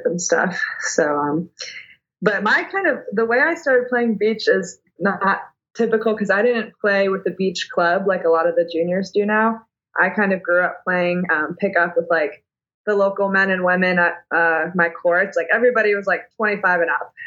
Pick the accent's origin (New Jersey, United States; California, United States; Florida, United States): Florida, United States; growing up in Florida